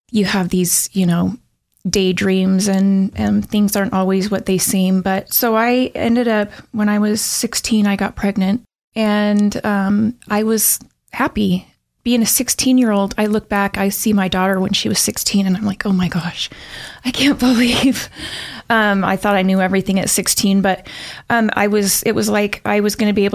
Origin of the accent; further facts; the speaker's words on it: Pocatello, Idaho, United States; I grew up in Pocatello